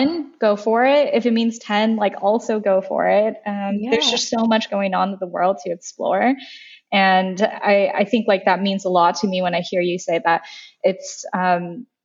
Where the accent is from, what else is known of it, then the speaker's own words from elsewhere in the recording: San Gabriel Valley, east of Los Angeles, California, United States; I grew up in a predominantly Asian American suburb called the San Gabriel Valley east